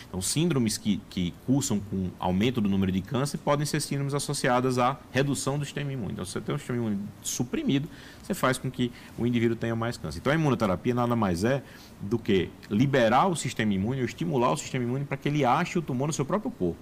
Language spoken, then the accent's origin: Portuguese; Brazil; como brasileiro